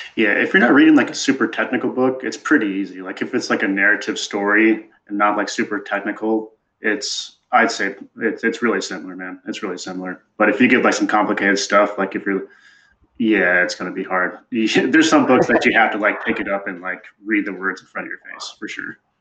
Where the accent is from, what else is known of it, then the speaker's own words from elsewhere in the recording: Wisconsin, United States; moved away as an adult; also born or lived in Oklahoma / West Point, New York / Missouri / Seattle, Washington; now in Chicago, United States; I was born in Oklahoma. Then I went to the middle of nowhere, Wisconsin, where I fought cows and raised sheep